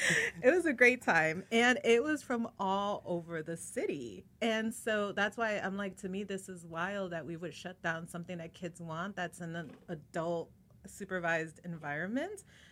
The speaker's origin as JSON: {"language": "English", "town": "Chicago", "region": "Illinois", "country": "United States", "tie": "born or raised there", "said": "I grew up in Chicago"}